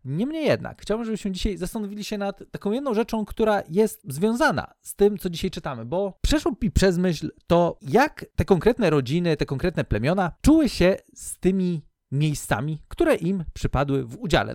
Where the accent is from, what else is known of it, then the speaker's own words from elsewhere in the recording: Lubusz Voivodeship, Poland; moved away as an adult; also born or lived in Ireland / Leszno; now in Kościerzyna, Poland; najpierw wychowałem się w moim rodzinnym mieście, które w ogóle tam to dopiero jest, jest ciekawie. E, jeszcze województwo lubuskie